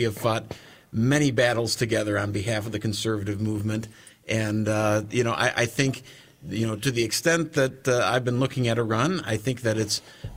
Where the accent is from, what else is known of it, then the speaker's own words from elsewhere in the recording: Green Bay, Wisconsin, United States; also born or lived in Beaver Dam, Wisconsin; I was born in Beaver Dam and moved to Green Bay when I was about 10